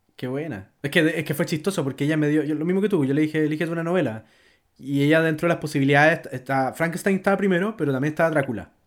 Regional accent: Chile; como chileno

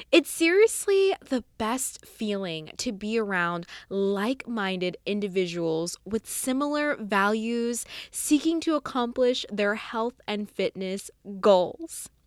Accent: Arlington, Texas, United States; now in Fort Worth, United States; So I am from Arlington, Texas.

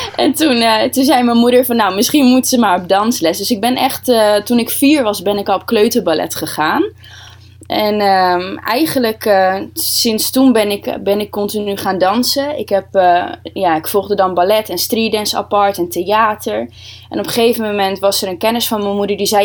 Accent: Groningen, Netherlands; Ik kom uit Groningen.

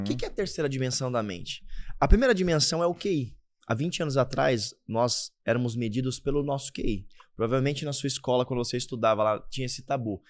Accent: Caraguatatuba, São Paulo, Brazil; born or raised there

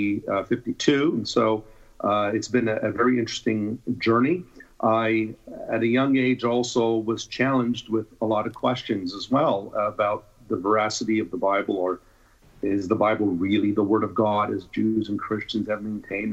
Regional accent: Toronto, Ontario, Canada; I was born in Toronto in 1967, and I also have two brothers

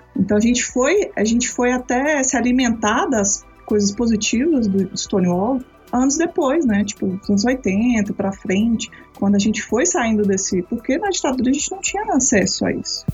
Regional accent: Belo Horizonte, Minas Gerais, Brazil; eu sou de Belo Horizonte

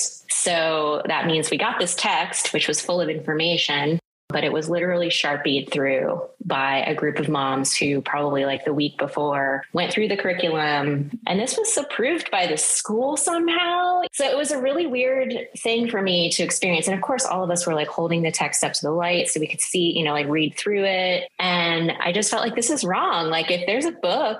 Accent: the South, United States; moved away; as someone growing up in the South

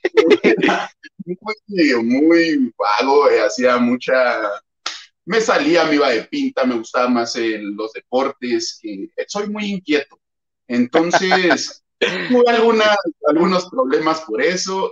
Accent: Chihuahua, Mexico; soy de Chihuahua

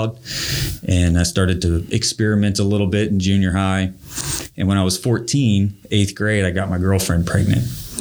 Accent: Hamilton, Ohio, United States; I'm a somewhat local guy, born and raised in Hamilton, Ohio.

